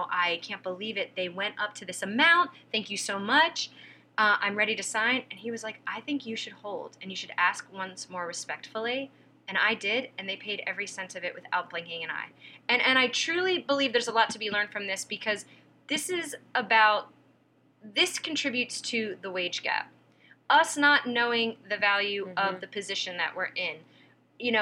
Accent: Pennsylvania, United States; moved away; I'm from Pennsylvania. I wasn't raised with any kind of concept of the entertainment industry

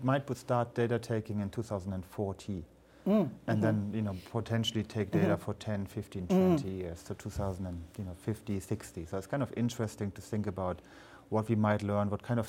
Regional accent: Germany; moved away; I grew up in Germany

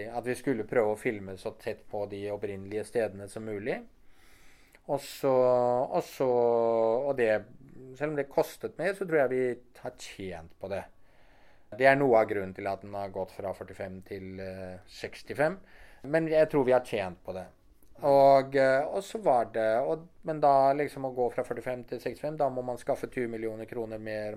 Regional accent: Norway; vi som nordmenn

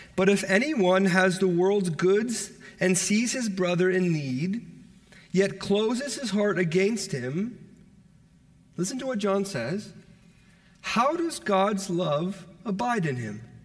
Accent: Toronto, Ontario, Canada; I'm from Toronto

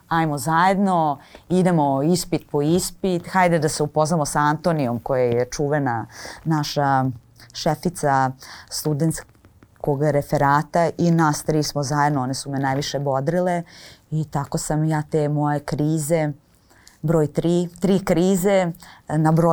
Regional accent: Kostolac, Braničevo District, Serbia; s obzirom na to da sam odrasla u Kostolcu

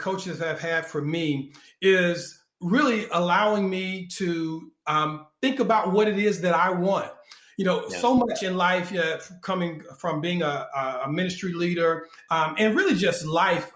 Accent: North Carolina, United States; I was born in North Carolina

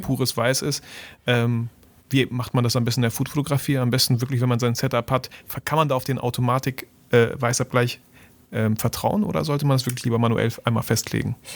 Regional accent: Germany; bei uns in Deutschland

